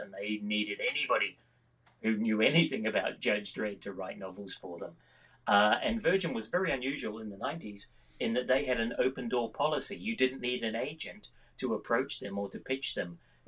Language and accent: English; New Zealand; now in Scotland, United Kingdom; I've been writing for a very long time. I grew up in New Zealand. I've got a very well-travelled accent, as a consequence of which I've lived in the UK 33 years and in Scotland 23 years